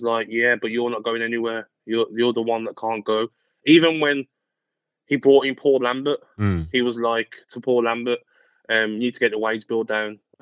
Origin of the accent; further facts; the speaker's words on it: Birmingham, West Midlands, United Kingdom; accent: Brummie; I'm from Birmingham